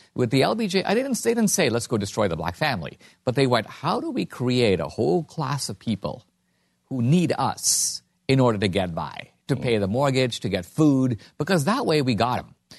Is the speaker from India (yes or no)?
yes; India; now in United States; I'm from India, a country run by gangs